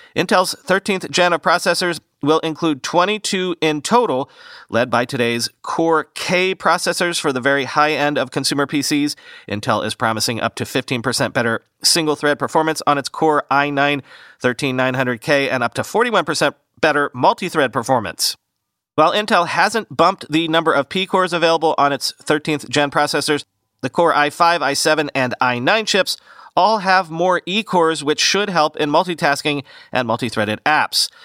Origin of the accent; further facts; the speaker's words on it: Fort Myers, Florida, United States; I grew up in Fort Myers, Florida, on the southwest coast